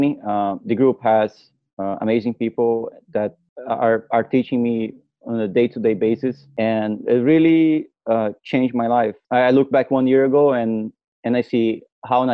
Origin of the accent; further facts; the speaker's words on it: Brazil; I'm from Brazil.